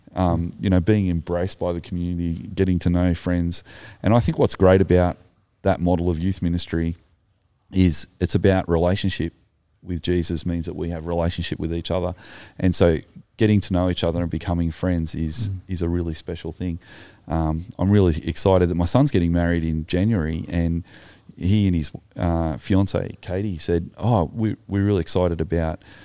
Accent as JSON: {"language": "English", "town": "Sydney", "region": "New South Wales", "country": "Australia", "said": "I'm from Sydney"}